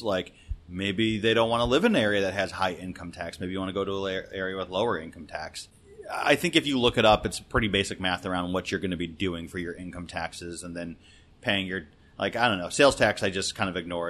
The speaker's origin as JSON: {"language": "English", "town": "Detroit", "region": "Michigan", "country": "United States", "tie": "born or raised there", "moved": "as an adult", "lives_now": "Washington, D.C., United States", "said": "So I grew up in Detroit"}